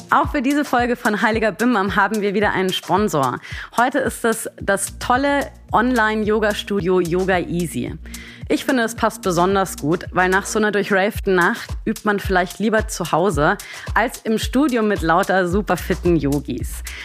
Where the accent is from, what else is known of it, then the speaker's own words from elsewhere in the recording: Bavaria, Germany; now in Berlin, Germany; ich bin aus Bayern